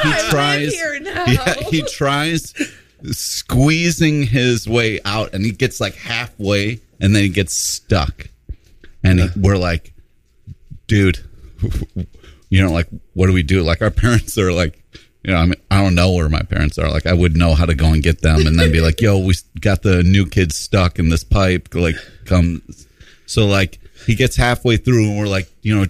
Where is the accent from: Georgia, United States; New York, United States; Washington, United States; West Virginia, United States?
New York, United States; Rochester; When I was a little kid, I grew up in Rochester, New York.